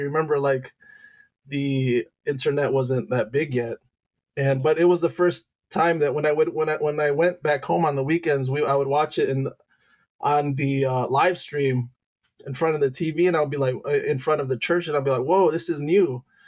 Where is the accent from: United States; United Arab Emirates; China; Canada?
United States; Detroit, Michigan; also born or lived in Loma Linda, California / Santo Domingo; I moved to Detroit, Michigan when I was three, and at that time is where um, you know, it, I it basically grew up as a Michigander